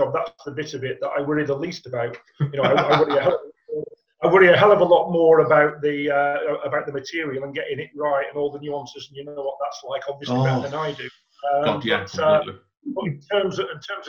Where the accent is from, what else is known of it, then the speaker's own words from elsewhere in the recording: Ashton-under-Lyne, North West England, United Kingdom; moved away as an adult; now in Manchester, United Kingdom; I was brought up in Ashton